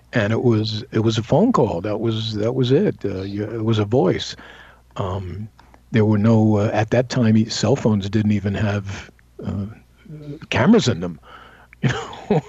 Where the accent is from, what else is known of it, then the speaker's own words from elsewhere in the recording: New York City, New York, United States; moved away; I'm from Brooklyn, and I don't even speak like that.